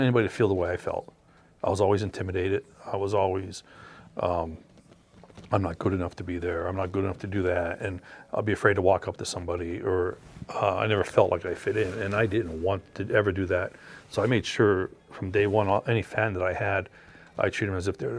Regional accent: Frackville, Pennsylvania, United States; This is my hometown. This is where I was born and raised.

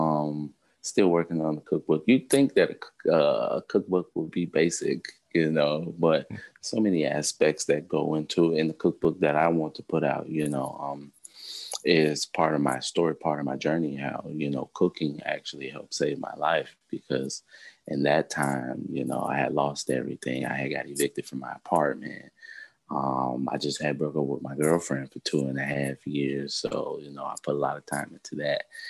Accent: Midwest, United States; I'm from the Midwest

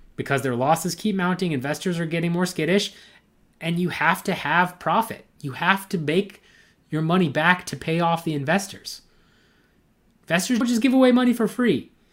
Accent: United States; It's pretty close to my hometown

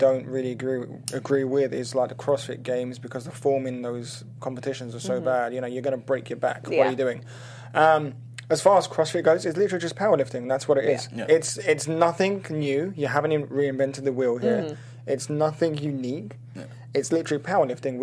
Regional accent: London, United Kingdom; moved away as an adult; now in Los Angeles, United States; I grew up in London, studied there, went to college there, came over to the US

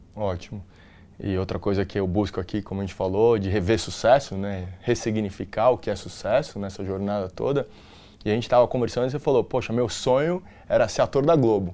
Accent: São Paulo, Brazil; eu nasci, fui criado na Bela Vista, né? Origem italiana

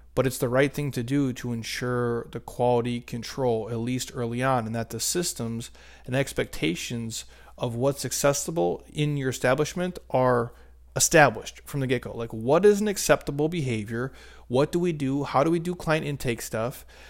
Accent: Minnesota, United States; I grew up in Minnesota

